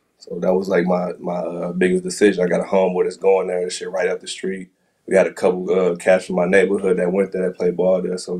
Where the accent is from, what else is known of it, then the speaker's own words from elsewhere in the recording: Michigan, United States; moved away as an adult; also born or lived in Chicago / New York / Denver; now in China; Originally from Michigan